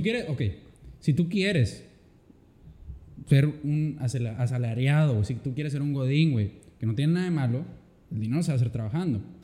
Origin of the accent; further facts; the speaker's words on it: Mexico; como mexicano